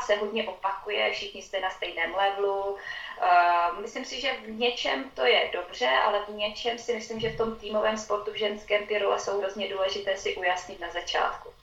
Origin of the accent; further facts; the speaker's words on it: Uherský Brod area, Zlín Region, Czechia; moved away as an adult; also born or lived in Liberec / Finland / Ostrava; now in Switzerland; studovala základní školu, ten první stupeň u nás na vesnici